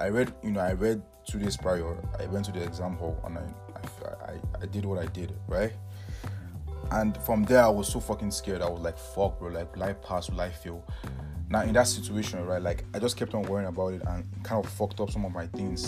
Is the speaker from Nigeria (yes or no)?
yes; Nigeria; now in Canada; I'm from Nigeria, but right now, currently, I'm studying in Canada